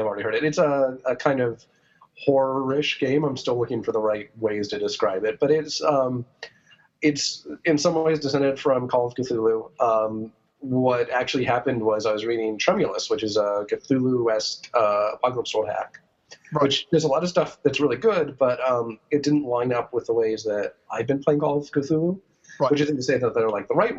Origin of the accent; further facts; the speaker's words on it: New Mexico, United States; I grew up in New Mexico.